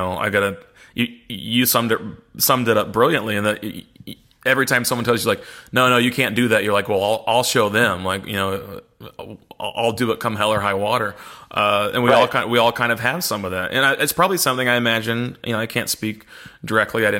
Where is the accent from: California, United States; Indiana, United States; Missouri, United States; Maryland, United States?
Missouri, United States; I'm from Missouri.